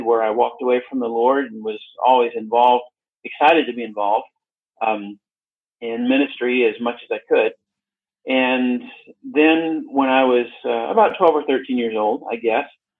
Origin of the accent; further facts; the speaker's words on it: Arkansas, United States; I grew up in America, in the state of Arkansas